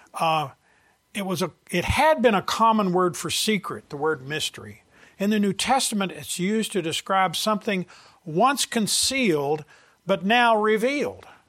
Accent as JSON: {"language": "English", "region": "the South", "country": "United States", "said": "I'm from the South"}